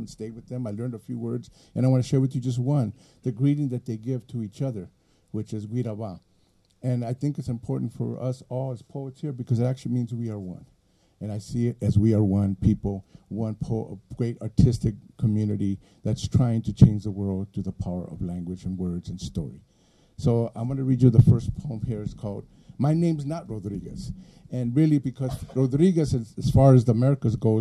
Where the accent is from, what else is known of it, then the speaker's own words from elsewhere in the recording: Los Angeles, California, United States; first language Spanish; English is a second language; also born or lived in Mexico; as a Chicano in Los Angeles, when I came from Mexico 2 years old and went to school there